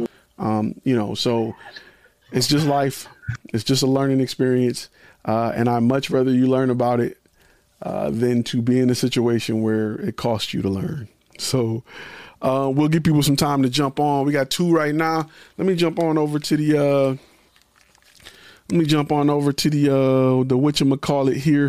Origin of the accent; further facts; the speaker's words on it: Detroit, Michigan, United States; I'm from Detroit